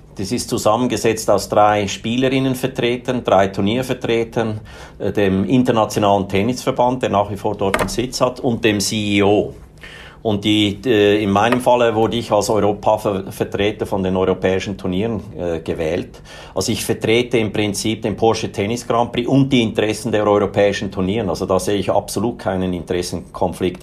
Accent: Switzerland; ich bin Schweizer, ich bin in einer mittel, ganz normalen, mittelständigen Familie aufgewachsen.

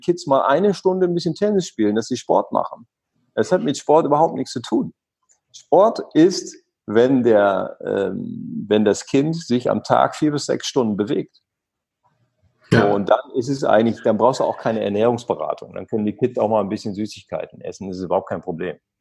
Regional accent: East Frisia, Lower Saxony, Germany; Ich bin an der Nordsee groß geworden, da gibt es halt Wind

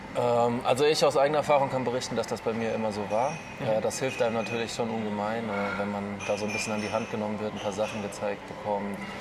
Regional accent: Offenbach, Hesse, Germany; now in Erlangen, Germany; ich bin ja. äh, geboren in Offenbach

